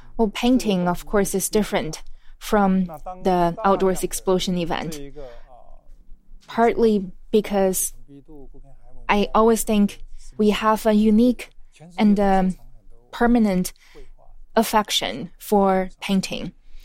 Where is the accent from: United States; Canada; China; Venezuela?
China; Quanzhou, Fujian; In fact, in my hometown, Quanzhou, there's this ritual that before the wedding ceremony, oftentimes people would go to the fortune teller to understand this couple's destiny.